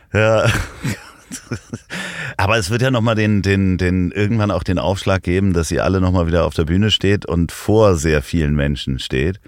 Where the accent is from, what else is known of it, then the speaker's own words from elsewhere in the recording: Hamburg, Germany; als Hamburger Jungen